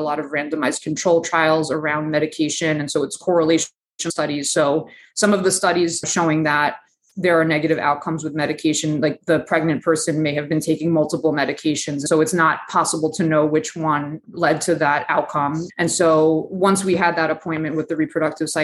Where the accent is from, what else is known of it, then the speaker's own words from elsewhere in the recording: New York City, New York, United States; I grew up in Eastern Queens on the border of Queens and Nassau.